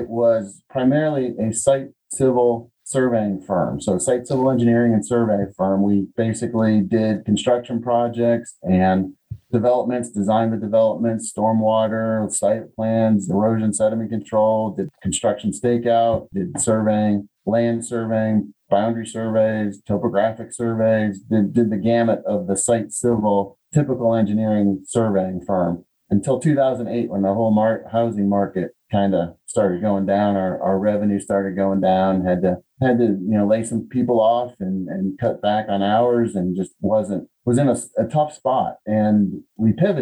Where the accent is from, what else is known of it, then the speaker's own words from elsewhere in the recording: Connecticut, United States; moved away as an adult; also born or lived in Chicago, Illinois / Indiana; now in Southwest Virginia, United States; I was born in Chicago. I grew up in Connecticut, adolescence in Connecticut